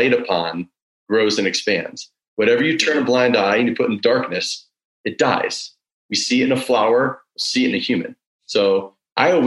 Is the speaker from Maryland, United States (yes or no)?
no; Woodstock, Illinois, United States; the movie that was filmed in my hometown, Groundhog Day